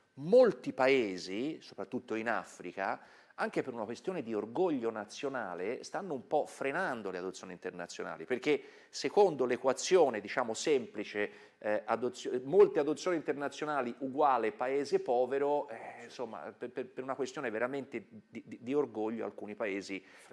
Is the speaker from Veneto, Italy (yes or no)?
no; Tuscany, Italy; Io sono toscano, mi sente